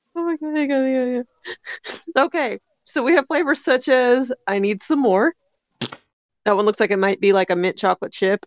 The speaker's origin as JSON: {"language": "English", "town": "Louisville", "region": "Kentucky", "country": "United States", "said": "I am from Louisville"}